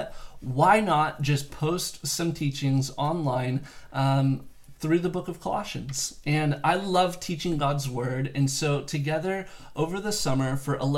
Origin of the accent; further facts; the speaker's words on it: South Bay Area, California, United States; also born or lived in Santa Barbara; now in Palos Verdes, United States; I am originally from the South Bay Area, and for two generations back, I've had family that have lived here in Palos Verdes